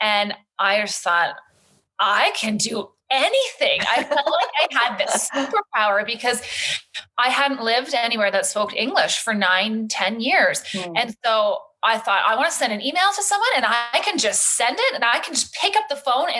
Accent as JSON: {"language": "English", "town": "Thunder Bay", "region": "Ontario", "country": "Canada", "tie": "born or raised there", "also_born_or_lived": "Paris, France", "moved": "as an adult", "lives_now": "Calgary, Canada", "said": "I grew up in Thunder Bay, Ontario. I moved here after university to Calgary"}